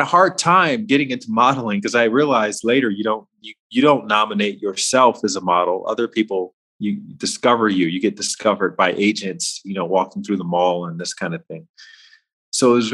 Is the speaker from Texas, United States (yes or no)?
no; Alabama, United States; moved away as an adult; also born or lived in Washington, D.C.; I grew up in Alabama